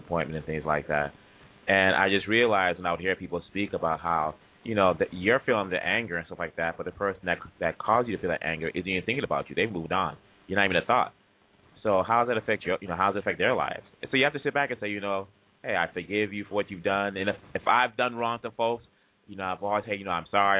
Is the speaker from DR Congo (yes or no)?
yes; DR Congo; now in United States; I was born there, and I grew up there, and I grew up here in the States.